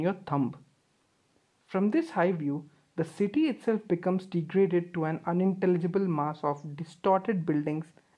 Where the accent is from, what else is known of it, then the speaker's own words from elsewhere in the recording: India; being Indian kids